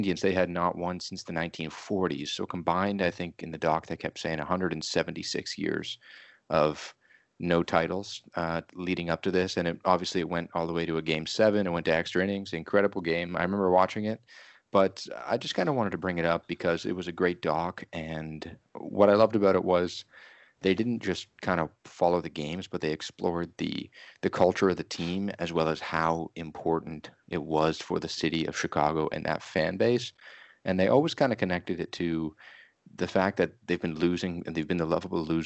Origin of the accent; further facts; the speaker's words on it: Canada; I'm from Canada